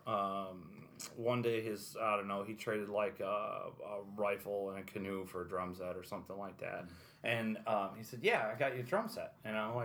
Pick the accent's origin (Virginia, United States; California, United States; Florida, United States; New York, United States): New York, United States; Amsterdam; I was born outside of Amsterdam, New York, which is about 45 minutes east of here